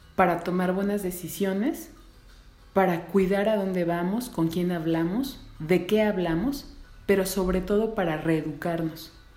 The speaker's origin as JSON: {"language": "Spanish", "country": "Mexico", "said": "Soy mujer, soy mexicana, soy madre"}